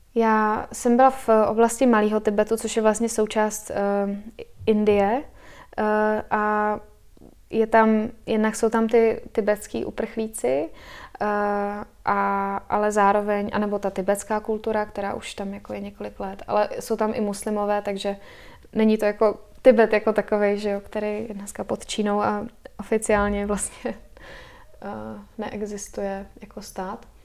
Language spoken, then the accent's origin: Czech; Czechia; also born or lived in United States / Spain; my jako Češi máme blízko k přírodě